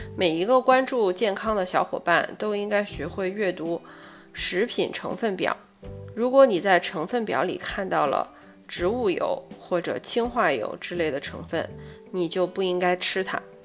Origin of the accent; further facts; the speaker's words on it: China; 我们中国人的饮食习惯